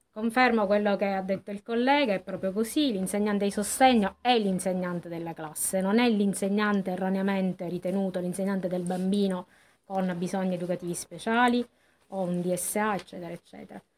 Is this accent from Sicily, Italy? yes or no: yes; Acireale, Sicily, Italy; io sono di Acireale